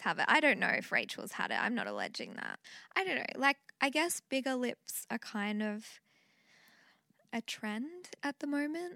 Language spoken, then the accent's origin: English; Central Coast, New South Wales, Australia; I'm from the Central Coast.